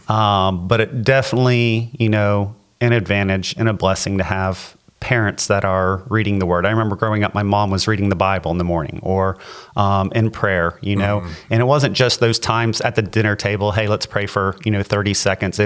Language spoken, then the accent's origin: English; LaBelle, Florida, United States; I grew up in LaBelle.